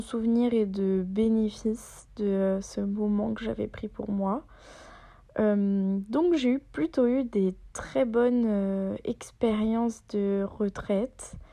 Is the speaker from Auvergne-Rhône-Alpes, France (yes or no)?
yes; Auvergne-Rhône-Alpes, France; La honte, parce que moi je viens de Haute-Savoie et je ne sais pas euh, faire la différence pour Flaine.